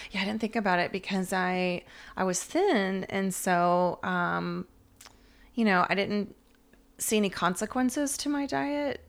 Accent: Atlanta, Georgia, United States; I'm from Atlanta, one of the few natives that hasn't left

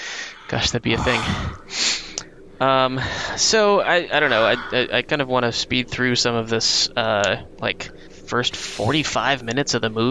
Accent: Wales, United Kingdom; So as a Welshman

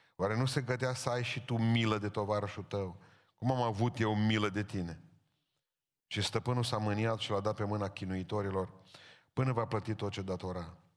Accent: Romania; suntem români

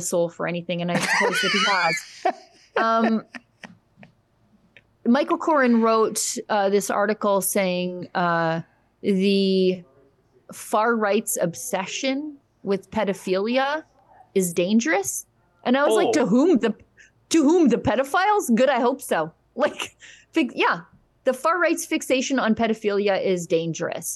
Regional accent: Alberta, Canada; I'm from Alberta

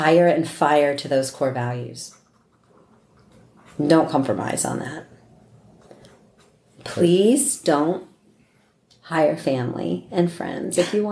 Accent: East Coast, United States; moved away; I'm from the East Coast

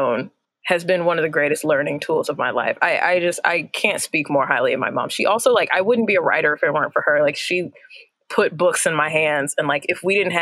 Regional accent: Indiana, United States; growing up in Indiana

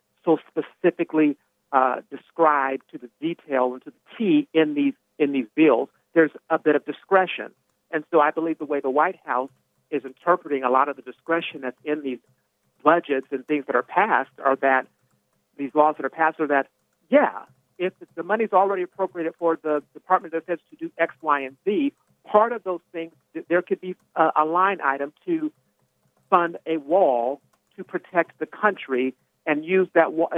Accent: Arizona, United States; I'm from Arizona

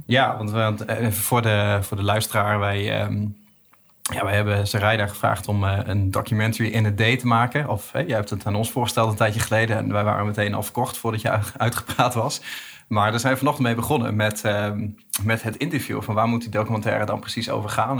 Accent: East Groningen, Netherlands; ik kom uit Oost-Groningen

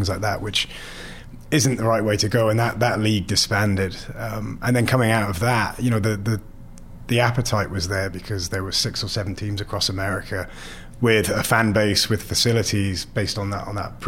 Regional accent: Cardiff, Wales, United Kingdom; moved away; So I was born and raised in Cardiff, in Thornhill

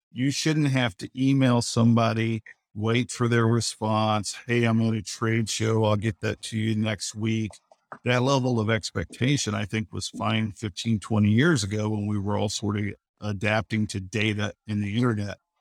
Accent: Oklahoma City, Oklahoma, United States; I'm from Oklahoma City

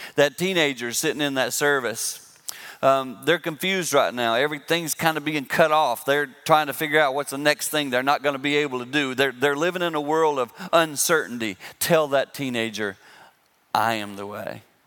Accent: Six Mile, South Carolina, United States; now in Michigan, United States; I live in Michigan, but I grew up in South Carolina, a little town called Six Mile.

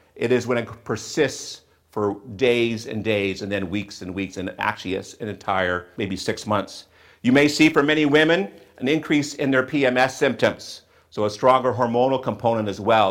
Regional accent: Western Canada, Canada; also born or lived in southwestern Ontario; now in Ontario, Canada; I grew up in Western Canada where we had a lot more bright sunshine than we did here in southwestern Ontario

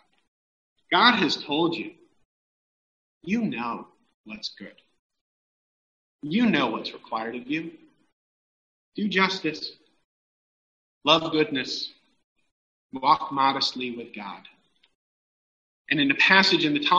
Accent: Los Angeles, California, United States; as a Californian, particularly as an Angeleno

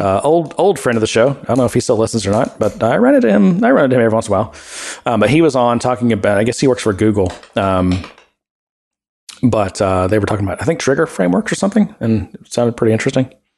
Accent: Texas, United States; moved away; also born or lived in Ohio; I'm from Texas

